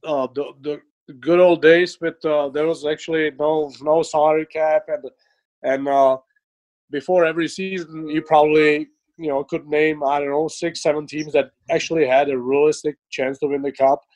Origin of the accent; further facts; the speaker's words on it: Czechia; moved away; I grew up in Czech Republic.